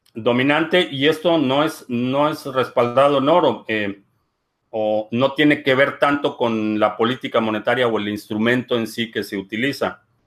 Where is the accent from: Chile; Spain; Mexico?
Mexico; como buen mexicano crecí en una familia católica